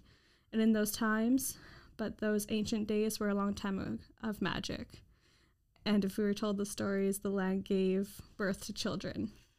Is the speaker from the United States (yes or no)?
no; Kuujjuaq, Quebec, Canada; now in Victoria, Canada; I'm from Kujak, Quebec, with ties to Nunavut, and living here on Lekwungen territory.